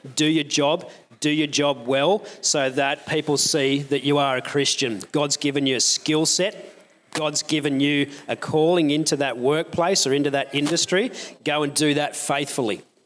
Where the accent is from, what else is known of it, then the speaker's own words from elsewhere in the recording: Newcastle, New South Wales, Australia; I grew up in Newcastle